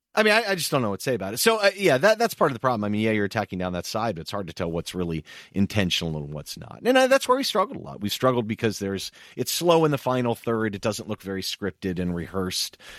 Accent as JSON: {"language": "English", "country": "United States", "said": "as an American"}